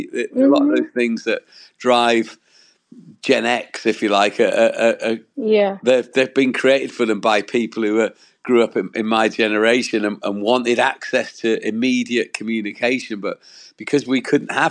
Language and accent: English; Wales, United Kingdom; I'm from Wales in the UK